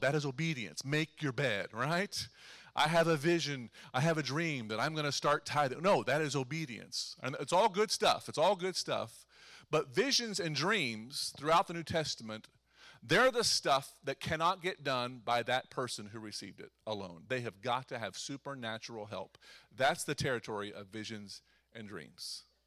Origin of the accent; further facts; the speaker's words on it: Eastern Ohio, United States; I'm from Eastern Ohio